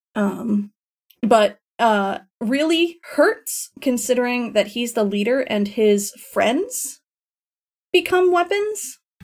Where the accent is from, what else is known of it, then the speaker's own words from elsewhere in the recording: Florida, United States; moved away; also born or lived in Tennessee; I grew up in Florida